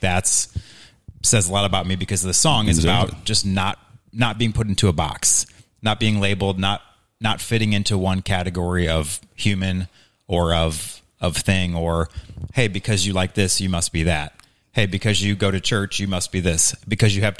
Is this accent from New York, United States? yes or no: no; Hazelwood, Missouri, United States; also born or lived in Mississippi; now in St. Charles, United States; I grew up in Hazelwood, Missouri